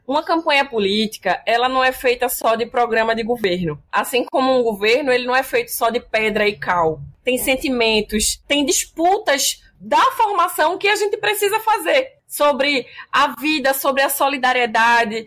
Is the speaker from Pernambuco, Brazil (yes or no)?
yes; Pernambuco, Brazil; Como pernambucana